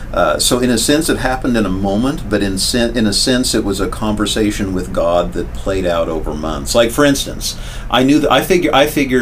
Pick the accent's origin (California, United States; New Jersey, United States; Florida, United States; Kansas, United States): Kansas, United States; Wichita; moved away as an adult; I was in my hometown, which I loved dearly, in my Wichita, Kansas